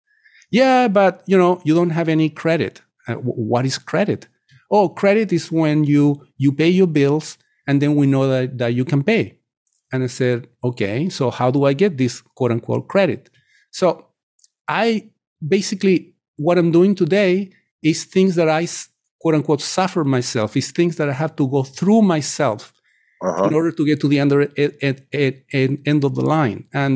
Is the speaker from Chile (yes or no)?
yes; Chile; English is a second language; moved away as an adult; now in United States; You know, I come from Chile. At the time when I was growing up in the 70s, the inflation index was published pretty much twice a week on all major newspapers in my country.